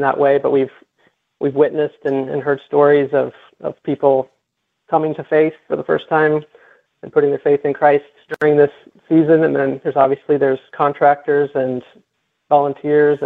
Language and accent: English; Midwest, United States; now in South Florida, United States; And I grew up in the Midwest, and we had impressive storms there.